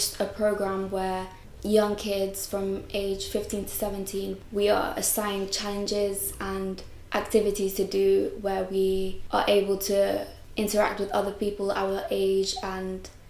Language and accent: English; London, United Kingdom; I'm 16, and I'm from North London.